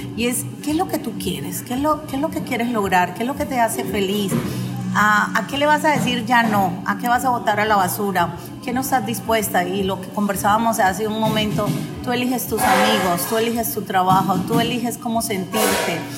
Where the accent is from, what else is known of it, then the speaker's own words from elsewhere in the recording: Colombia; yo soy colombiana